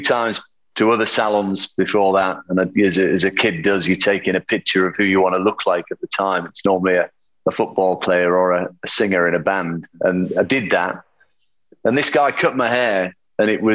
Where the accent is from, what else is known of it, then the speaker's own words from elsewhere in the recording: Yorkshire and the Humber, United Kingdom; accent: Yorkshire; now in London, United Kingdom; I grew up in a small town in the north of England, in Yorkshire. And even though I've, you know, been in London for 27 years or whatever, my accent is still very Yorkshire